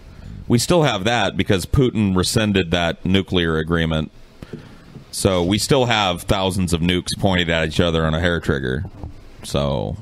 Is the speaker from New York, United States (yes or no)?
no; Madera, California, United States; I grew up around Fresno.